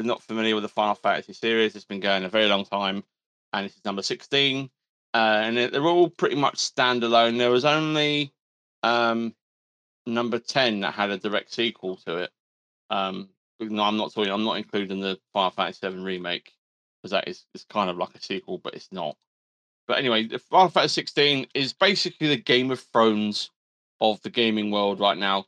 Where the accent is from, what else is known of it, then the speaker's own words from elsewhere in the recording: England, United Kingdom; We're English. We're English.